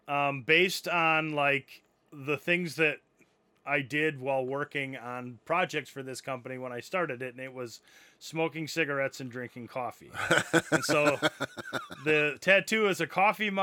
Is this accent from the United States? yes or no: yes; Janesville, Wisconsin, United States; the company, was started in my hometown in Janesville, Wisconsin. Obviously, growing up in Janesville